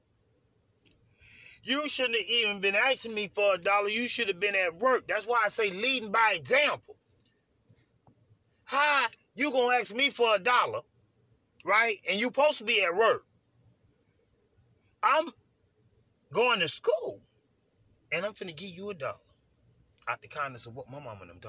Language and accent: English; United States; growing up in America being black